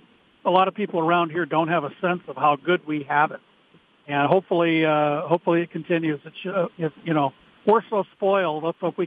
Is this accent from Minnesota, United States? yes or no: yes; Minnesota, United States; And I'm really proud to say I'm from Minnesota because all these other states, they always want to know what's Minnesota doing